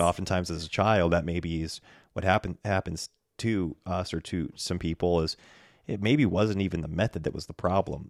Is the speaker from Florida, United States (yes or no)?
no; Bend, Oregon, United States; moved away as an adult; now in North Idaho, United States; there are awesome churches here in my hometown on the West Coast